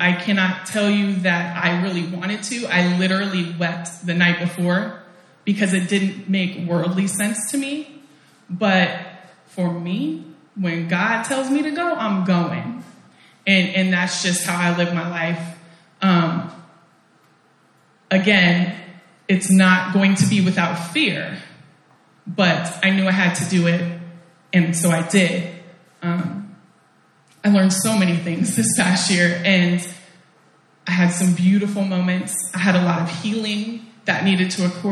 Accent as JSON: {"language": "English", "town": "Portland", "country": "United States", "also_born_or_lived": "Oakland, California", "moved": "yes", "said": "I'm from Portland"}